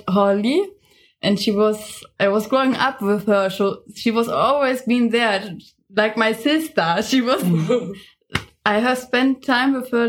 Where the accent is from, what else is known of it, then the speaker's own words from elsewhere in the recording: Germany; I'm from Germany.